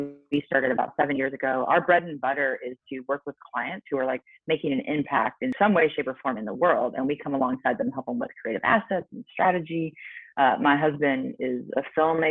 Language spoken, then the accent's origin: English; Nebraska, United States; I grew up in Nebraska, which is, you know, in the Midwest, in the States